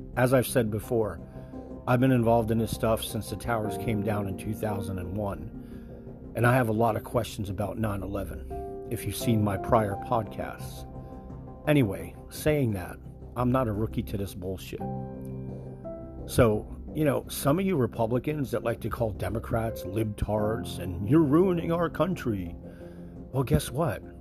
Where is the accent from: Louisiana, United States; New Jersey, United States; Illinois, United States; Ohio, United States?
New Jersey, United States; now in Florida, United States; I'm originally from New Jersey